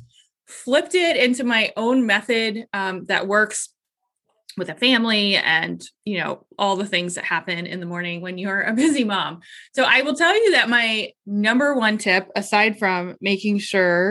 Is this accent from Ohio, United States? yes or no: yes; Columbus, Ohio, United States; I am from Columbus, Ohio